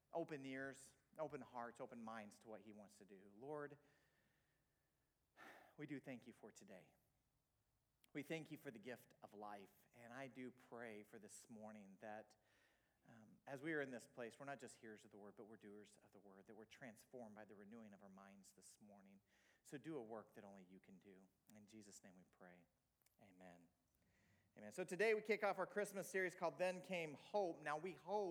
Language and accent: English; Tulsa, Oklahoma, United States; moved away as an adult; also born or lived in Lisbon, Portugal; I'm from Oklahoma